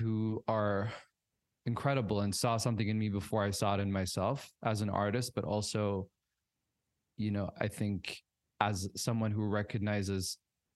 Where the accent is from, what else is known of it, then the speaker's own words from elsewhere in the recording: Riyadh, Riyadh Province, Saudi Arabia; I grew up in Riyadh, but I traveled a lot with my family